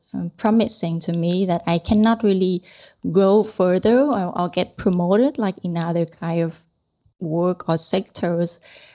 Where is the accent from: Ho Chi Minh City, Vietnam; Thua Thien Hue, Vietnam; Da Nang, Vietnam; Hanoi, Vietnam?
Hanoi, Vietnam; moved away as an adult; also born or lived in Italy / Germany; now in Cyprus; I'm really a typical lady from the north. I'm originally from Hanoi. I was born there and grown up for 23 years. And then I moved to Europe.